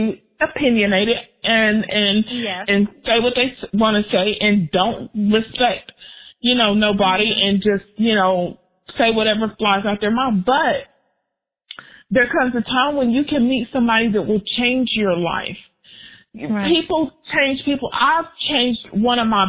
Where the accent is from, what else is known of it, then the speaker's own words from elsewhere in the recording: Texas, United States; moved away as an adult; also born or lived in Oklahoma; I'm from Texas